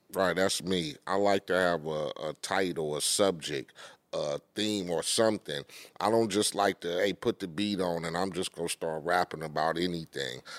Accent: Compton, California, United States; When you growing up in Compton and poverty

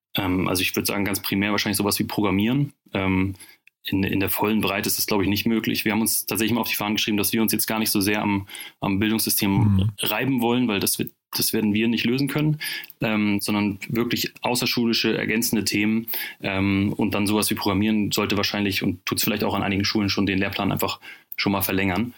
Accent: Northern Germany, Germany; kommen wir nicht nur alle aus dem Banking, sondern auch aus dem hohen Norden

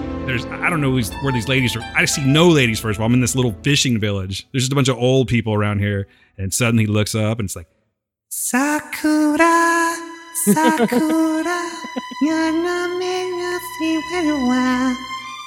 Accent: Fresno, California, United States; I'm from Fresno

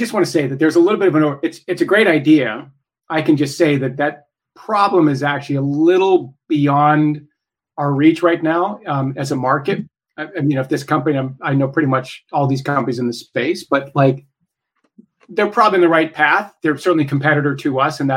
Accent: Idaho, United States; I'm from Idaho

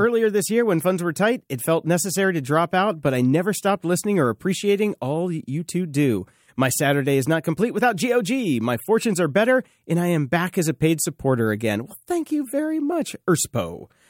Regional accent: the South, United States; I grew up in the South

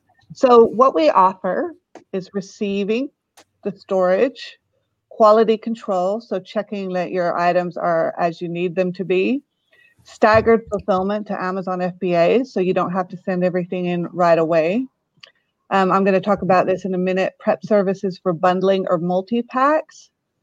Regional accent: Maryborough, Queensland, Australia; now in United States; we came from Australia right over near Maryborough, Queensland, and landed right in the middle of Central Oregon.

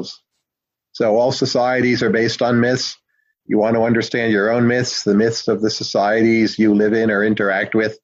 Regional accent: New Jersey, United States; I'm from New Jersey

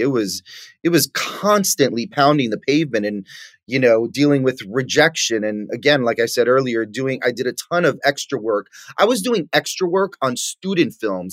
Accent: New York City, New York, United States; moved away; growing up in New York

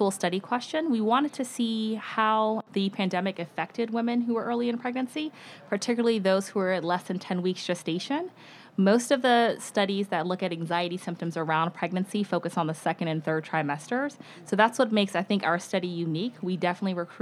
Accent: Virginia, United States; moved away as an adult; also born or lived in Georgia; now in San Francisco, United States; I am originally from Virginia

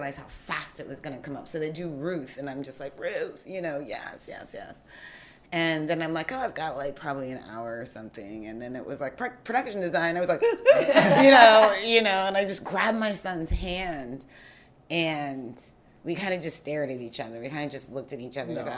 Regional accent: Ohio, United States; now in New Orleans, United States; I'm originally from Ohio

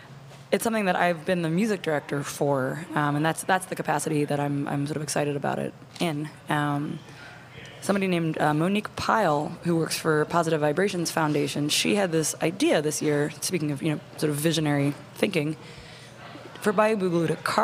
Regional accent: Boston, Massachusetts, United States; accent: Boston; I was thinking try to do it in my native Boston accent, which I don't have, but that's where I'm from.

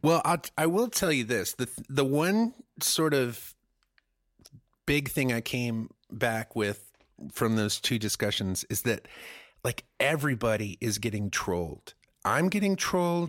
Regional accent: Germany; now in United States; I grew up in Germany where there's, like, nude beaches and nude parks

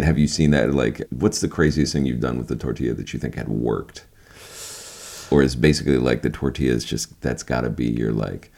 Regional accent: Key West, Florida, United States; I was from Key West, Florida

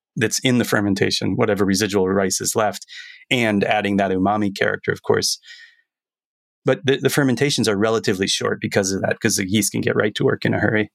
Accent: Florida, United States; moved away as an adult; now in Japan; Growing up in Florida, university days

